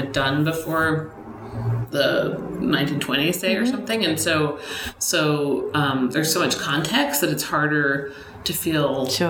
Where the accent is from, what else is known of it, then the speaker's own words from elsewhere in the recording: Boston, Massachusetts, United States; moved away as an adult; now in Los Angeles, United States; where I grew up in Boston, like every new building was covered in brick